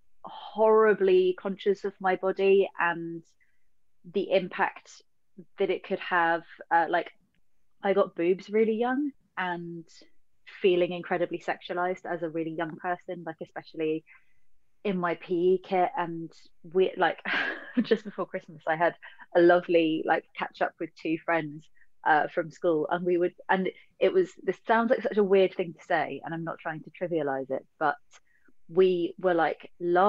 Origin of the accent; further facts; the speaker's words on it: London, United Kingdom; I grew up in Southeast London.